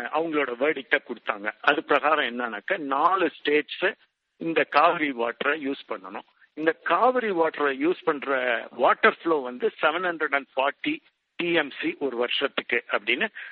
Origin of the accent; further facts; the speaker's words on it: Tiruchirappalli, Tamil Nadu, India; moved away as an adult; now in United States; நான் பிறந்து வளர்ந்தது எல்லாம் திருச்சிங்க படிச்சதெல்லாம் திருச்சி திருச்சி உறையூர்னு அந்த சின்ன ஊர்ல பிறந்து வளர்ந்தேன்